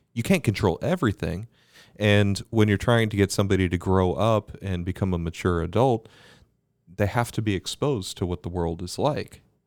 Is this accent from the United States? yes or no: no; Bermuda; Growing up in Bermuda